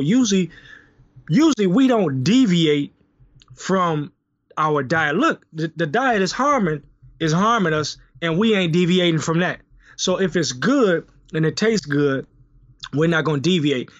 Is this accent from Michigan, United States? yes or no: yes; Detroit, Michigan, United States; I'm from Detroit